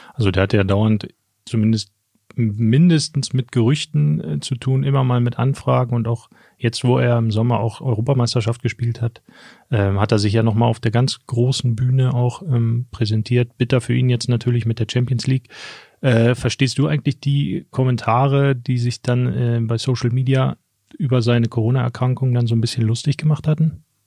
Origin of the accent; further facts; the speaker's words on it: Schöningen, Lower Saxony, Germany; ich komme ja aus der Schöninger Region, also Helmstädter Südkreis